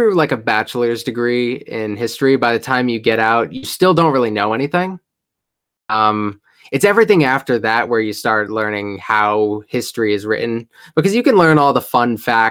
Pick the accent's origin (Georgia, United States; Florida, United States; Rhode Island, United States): Rhode Island, United States; I'm from Rhode Island